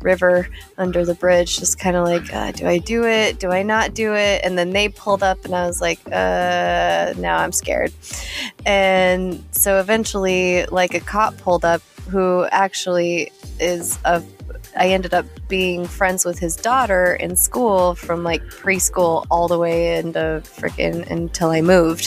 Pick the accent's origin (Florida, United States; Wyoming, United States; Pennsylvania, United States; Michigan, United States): Wyoming, United States; near Casper; she was in Casper, which was like 22 miles from my hometown. That was our big city